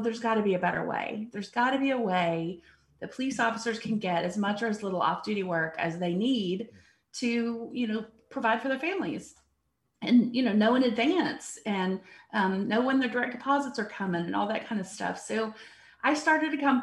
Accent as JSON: {"language": "English", "town": "Abilene", "region": "Texas", "country": "United States", "said": "I'm actually from Abilene, Texas, originally, about 2 hours west of here"}